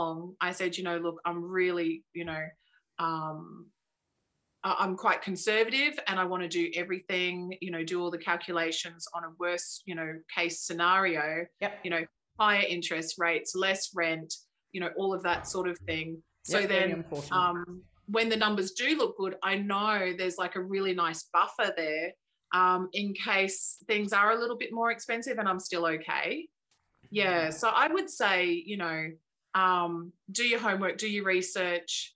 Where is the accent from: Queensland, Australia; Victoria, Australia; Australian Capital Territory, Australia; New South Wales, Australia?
Queensland, Australia; Brisbane; I grew up in Brisbane